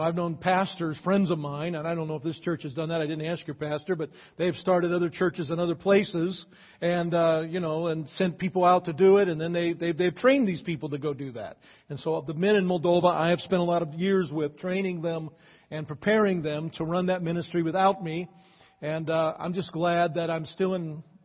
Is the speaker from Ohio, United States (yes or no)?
yes; Akron, Ohio, United States; moved away as an adult; also born or lived in California; I grew up in Akron.